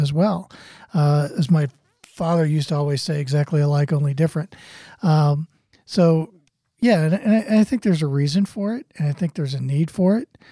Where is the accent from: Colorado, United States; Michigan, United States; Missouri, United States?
Missouri, United States; St. Louis; I grew up in Saint Louis where it's hard to throw a rock without hitting a Catholic.